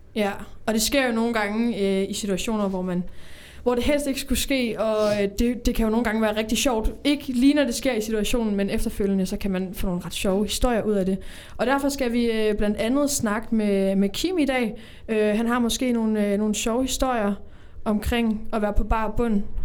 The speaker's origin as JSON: {"language": "Danish", "town": "Odense", "region": "Southern Denmark", "country": "Denmark", "said": "Jeg kommer fra Odense"}